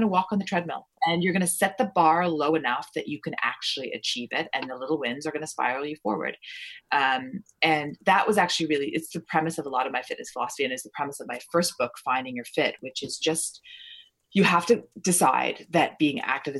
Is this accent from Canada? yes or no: yes; Ontario, Canada; also born or lived in Toronto; Although I was born in Toronto, I lived in, you know, Stratford, Ontario, and London, Ontario, and Niagara-on-the-Lake and all these little places.